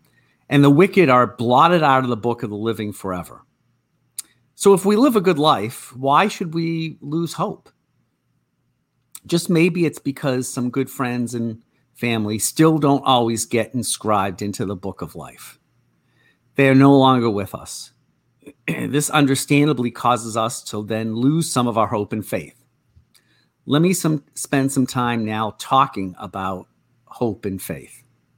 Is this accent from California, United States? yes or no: no; Natick, Massachusetts, United States; it's about the dog I had while growing up in the Boston area, in Natick.